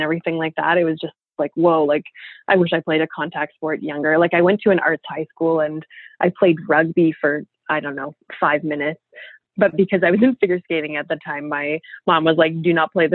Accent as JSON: {"language": "English", "town": "Ottawa", "region": "Ontario", "country": "Canada", "said": "we're from Ottawa, so we also speak French."}